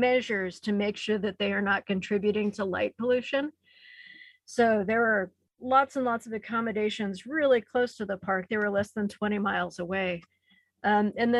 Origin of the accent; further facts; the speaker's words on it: the Ozarks of Missouri, United States; I grew up in the Ozarks of Missouri